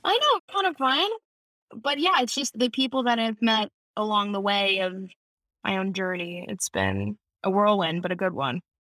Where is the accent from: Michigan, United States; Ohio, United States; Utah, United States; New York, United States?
Michigan, United States; moved away as an adult; now in California, United States; I, we grew up in Michigan